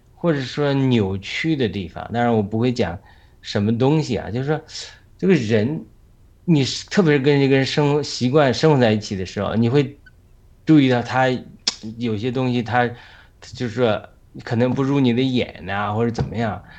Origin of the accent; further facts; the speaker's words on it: China; now in United States; 我回想刚从国内出来的时候，有很多身上很多那种粗鲁、比较粗鲁的地方啊。